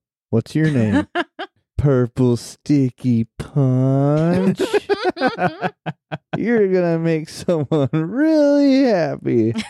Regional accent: Midwest, United States; As a Midwesterner

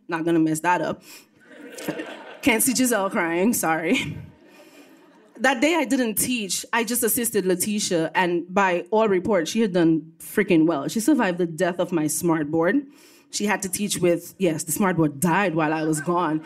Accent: Dominica; also born or lived in Brooklyn, New York; now in New York, United States; I was born and raised on the island of Dominica, not to be confused with the Dominican Republic

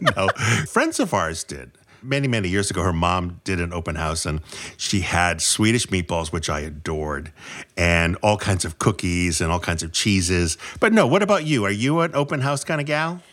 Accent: New England, United States; I'm from New England

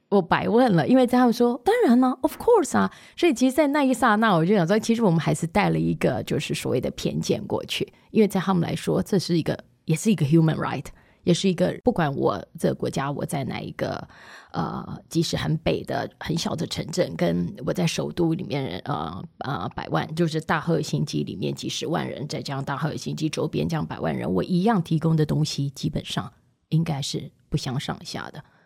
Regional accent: Taiwan; moved away as an adult; also born or lived in Finland / Lagos; 那为什么我们台湾嗯要先跑，要先学？

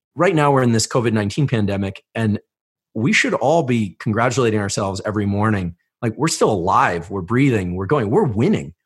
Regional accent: Palo Alto, California, United States; I grew up in Palo Alto

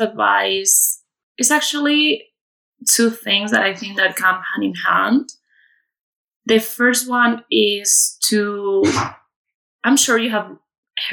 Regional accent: Community of Madrid, Spain; moved away as an adult; I'm originally from Madrid in Spain, where I'm currently living. I've been living abroad for quite a few years, actually, and I came back to my hometown, which is about half an hour away from Madrid

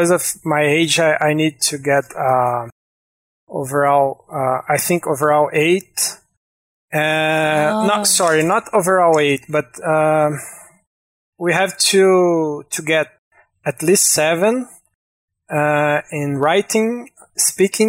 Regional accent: Brazil; English is a second language; I'm from Brazil.

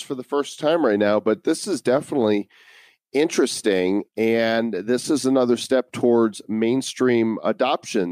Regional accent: United States; growing up in America

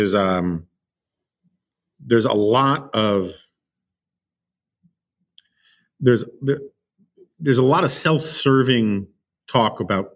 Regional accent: New York, United States; growing up in New York

